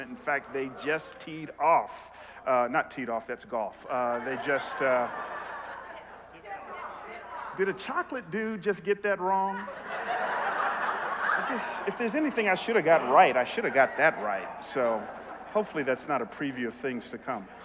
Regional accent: Bible Belt, Southern United States, United States; I grew up in the Bible Belt

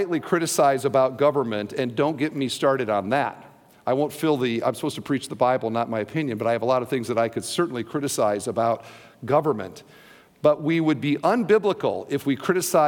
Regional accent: Iowa, United States; now in Indiana, United States; I'm from Iowa

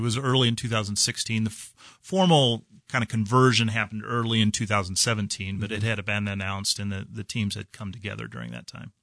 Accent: Dodge City, Kansas, United States; also born or lived in Atchison, Kansas; now in Kansas City, United States; I grew up in Dodge City, Kansas

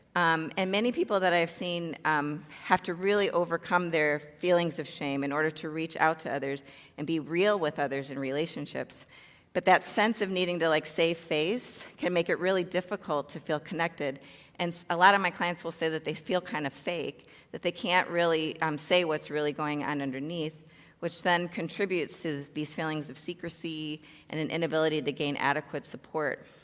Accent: Chicago, Illinois, United States; I grew up in the south suburbs of Chicago

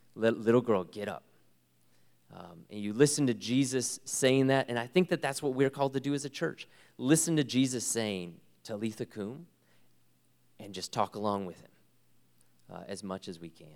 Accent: United States; I am so privileged to be an American

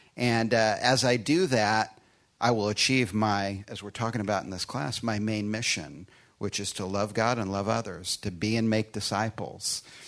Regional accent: Chicago, Illinois, United States; born or raised there; moved away; also born or lived in Austin, Texas

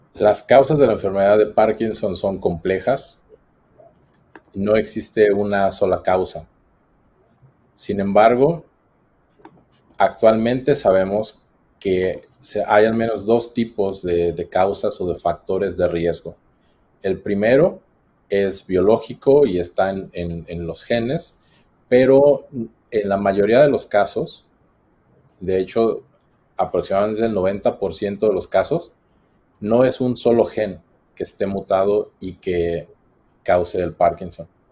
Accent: Morelia, Michoacán, Mexico; moved away as an adult; also born or lived in Queensland, Australia / Boston, United States; now in Australia; Soy mexicano de Morelia, Michoacán

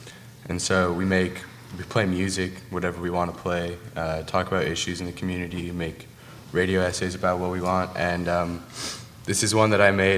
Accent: Salt Lake City, Utah, United States; moved away as an adult; now in Colorado, United States; I'm from Salt Lake City. I live in Colorado now. I'm going to school.

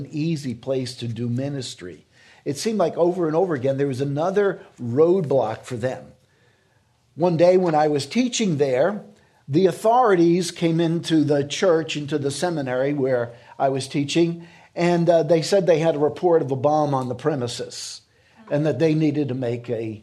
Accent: United States; an American Christian

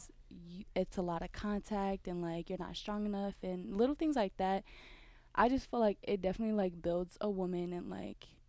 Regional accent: Oakland, California, United States; moved away as an adult; from Oakland, California.

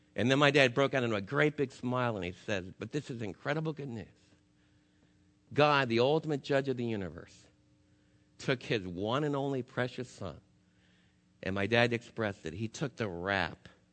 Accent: United States; as American believers

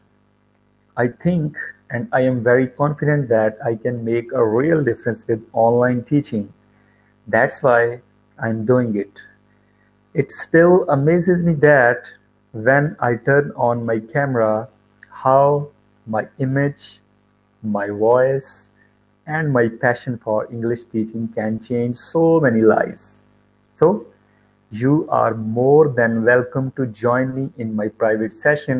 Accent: Pakistan; I am from Pakistan.

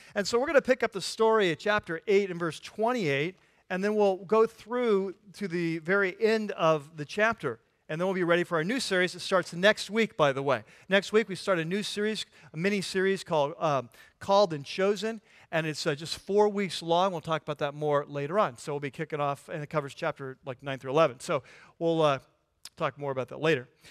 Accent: California, United States; I'm from California

